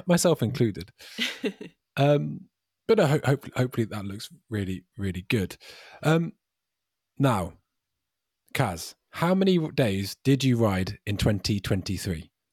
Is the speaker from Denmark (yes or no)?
no; United Kingdom; I'm British